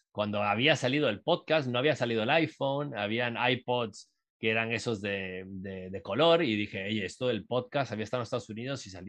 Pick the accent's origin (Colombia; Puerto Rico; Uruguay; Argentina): Uruguay; moved away; also born or lived in Costa Rica / Guatemala; yo soy uruguayo, soy, me crié en Latinoamérica, viví en Costa Rica muchos años, eh, viví en Guatemala también, entonces yo venía con una idiosincrasia eh, centroamericana, sudamericana, terminé en Miami estudiando en la universidad